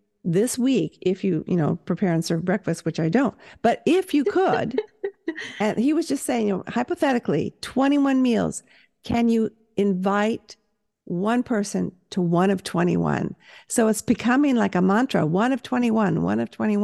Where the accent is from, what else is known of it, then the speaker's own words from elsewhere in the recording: Southern California, United States; moved away; I am from the South, Southern California